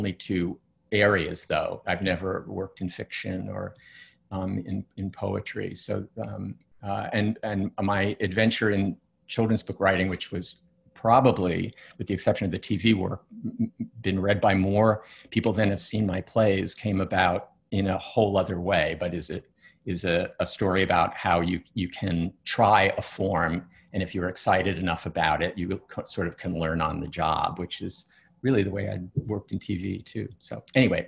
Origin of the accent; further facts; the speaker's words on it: New York, United States; I grew up in New York and I went to plays in New York